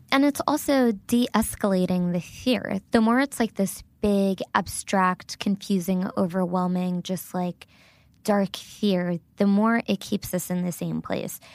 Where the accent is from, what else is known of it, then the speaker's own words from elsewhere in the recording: Little Silver, New Jersey, United States; first language Gujarati; English is a second language; moved away as an adult; also born or lived in Brooklyn, New York; now in Nashville, United States; I was born and raised in a tiny, tiny town in New Jersey called Little Silver